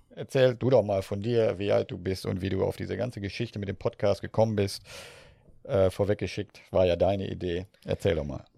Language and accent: German; Northern Germany, Germany; wie ich groß geworden ja, bin. in Norddeutschland, wie man an meinem Dialekt sicher hört